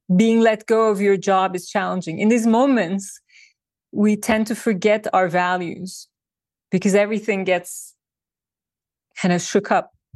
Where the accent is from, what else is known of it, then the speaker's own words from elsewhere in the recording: Turkey; moved away as an adult; now in New York, United States; I was born and I grew up in Turkey